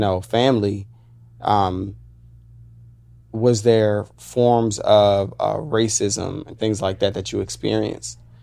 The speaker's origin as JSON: {"language": "English", "town": "Woodbridge", "region": "Virginia", "country": "United States", "tie": "born or raised there", "moved": "as an adult", "lives_now": "Los Angeles, United States", "said": "I grew up in Virginia"}